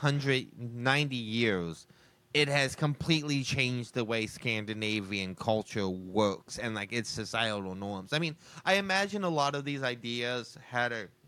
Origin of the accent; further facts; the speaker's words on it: United States; as an American